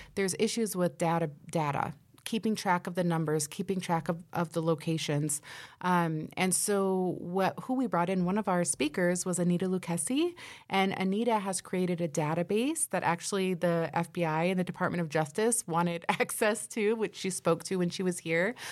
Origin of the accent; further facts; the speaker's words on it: Nebraska, United States; We're from Nebraska